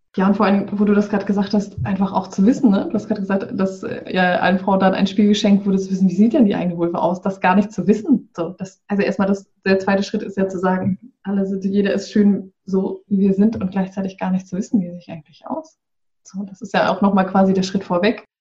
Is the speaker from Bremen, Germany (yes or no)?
yes; Bremen, Germany; ich komme aus, äh, aus dem Norden in Deutschland, aus Bremen